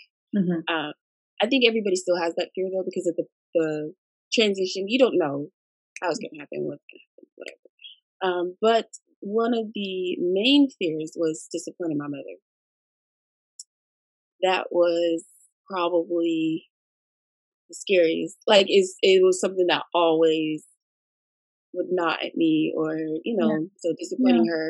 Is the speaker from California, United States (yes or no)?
yes; Rancho Cucamonga, California, United States; also born or lived in Monrovia, California; I was born and raised in Monrovia, Duarte's small town in San Gabriel Valley. So, yeah, I've been here in Rancho for about since I was 6 years old